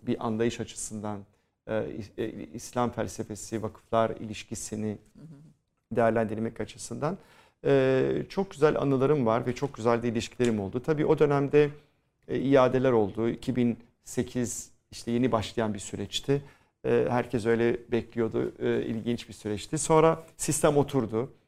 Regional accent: Istanbul, Turkey; biz Rumlar da o dönemde kopya ekana derdik

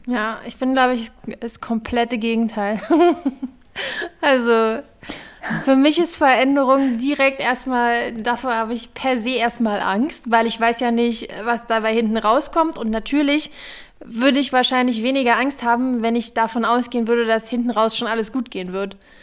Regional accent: Berlin, Germany; ich bin Berlinerin. Ich kenne nur Berlin

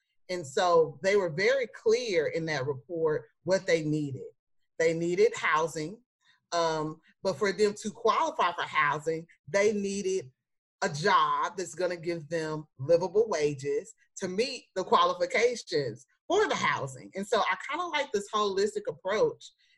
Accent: Dallas, Texas, United States; I'm from Dallas. I'm from Oak Cliff. So I'm a proud native of Oak Cliff

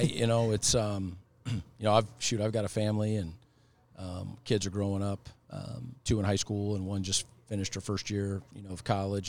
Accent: Washington, United States; moved away as an adult; now in Michigan, United States; my home state in Washington

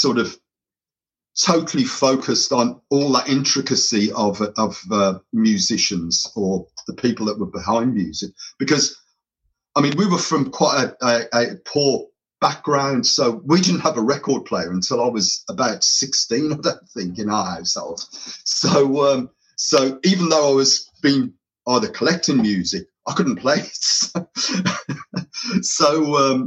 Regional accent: Birmingham, West Midlands, United Kingdom; I'm of Irish heritage, so my we were brought up in an area called Handsworth in Birmingham

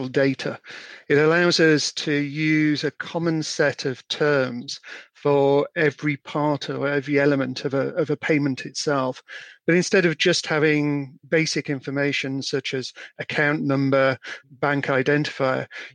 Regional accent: Yorkshire and the Humber, United Kingdom; now in Chester, United Kingdom; I am a Yorkshireman

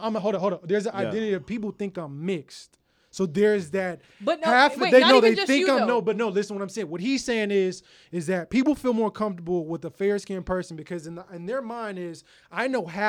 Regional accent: Houston, Texas, United States; moved away; growing up in Houston, in the South

